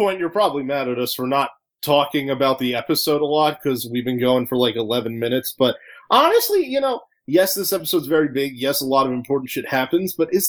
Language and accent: English; Pennsylvania, United States; now in California, United States; Growing up in Pennsylvania, we had, like, two of them.